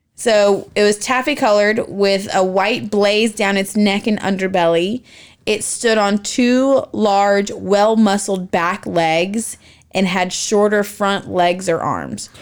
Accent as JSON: {"language": "English", "region": "Appalachia", "country": "United States", "tie": "born or raised there", "said": "I grew up in Appalachia"}